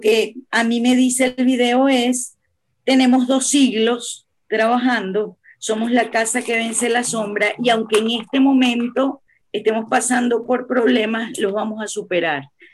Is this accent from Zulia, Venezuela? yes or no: no; Caracas, Capital District, Venezuela; yo soy caraqueña y vivo cerca de la UCB